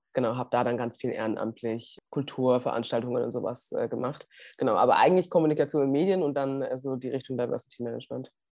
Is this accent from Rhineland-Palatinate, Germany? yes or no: no; Munich, Bavaria, Germany; ich bin gebürtige Münchnerin